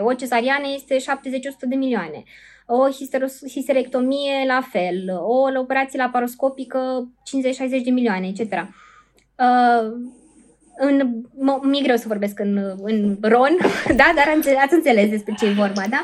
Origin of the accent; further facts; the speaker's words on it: Suceava, Suceava County, Romania; eu sunt din Suceava